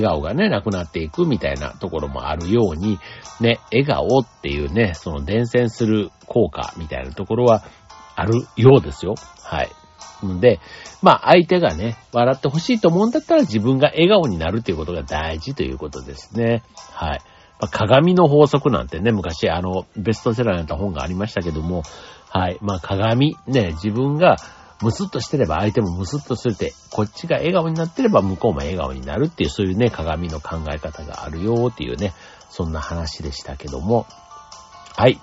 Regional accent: Kansai, Japan; 僕もあの、関西出身として言いますと

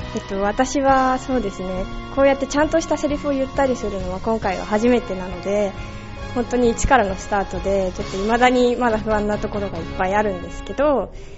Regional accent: Japan; also born or lived in Australia; 小学校2年生から一応日本にいるので、まあ、生まれ育ったも同然

